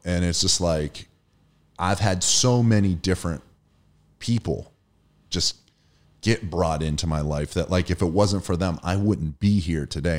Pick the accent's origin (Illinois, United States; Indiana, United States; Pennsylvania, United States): Pennsylvania, United States; Erie; I'm from Erie, Pennsylvania